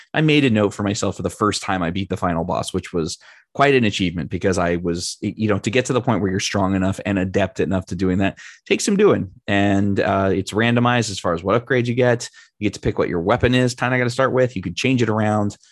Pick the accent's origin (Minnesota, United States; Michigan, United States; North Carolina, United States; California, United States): California, United States; one of my great friends, Chris, who I grew up with in California